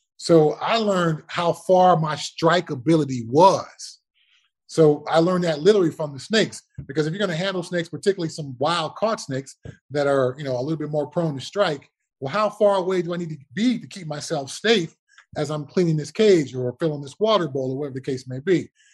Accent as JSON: {"language": "English", "town": "Altadena", "region": "California", "country": "United States", "tie": "born or raised there", "said": "So I always say I'm from Pasadena. The reality is I'm from Altadena."}